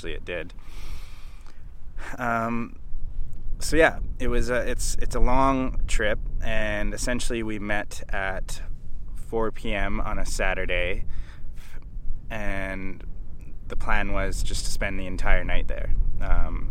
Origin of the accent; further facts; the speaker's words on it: Canada; now in Australia; I'm Canadian, who's currently living in Australia.